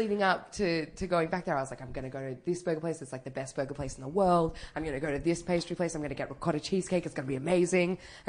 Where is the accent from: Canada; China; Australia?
Australia; Sydney, New South Wales; now in Melbourne, Australia; I'm from Sydney originally.